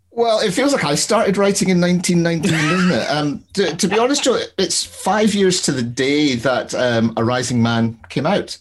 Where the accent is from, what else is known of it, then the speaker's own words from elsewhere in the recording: Glasgow, Scotland, United Kingdom; I'm from Glasgow